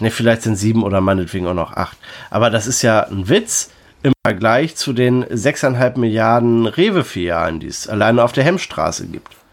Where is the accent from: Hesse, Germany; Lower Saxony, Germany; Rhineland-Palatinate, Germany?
Lower Saxony, Germany; Delmenhorst; ich komme noch aus Delmenhorst. Wir kommen fast alle aus Delmenhorst.